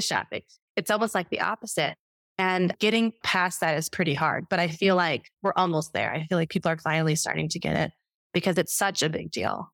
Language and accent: English; Chicago, Illinois, United States; moved away as an adult; Come from Chicago, Illinois, and I was raised on McDonald's